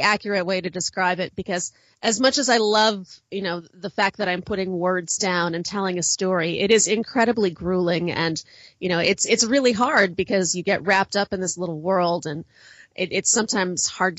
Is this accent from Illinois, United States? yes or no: yes; Chicago, Illinois, United States; I know everybody assumes that I am from the South, but I am. But the closest from the South I am is the South Side of Chicago. I do spend a lot of time in the South, so I think I just sort of picked up a little bit of that cadence.